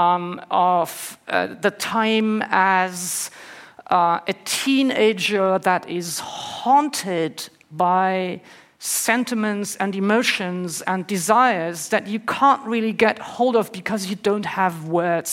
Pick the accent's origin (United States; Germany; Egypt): Germany; Northern Germany; I grew up in Germany, in the north of Germany, in the 70s and 80s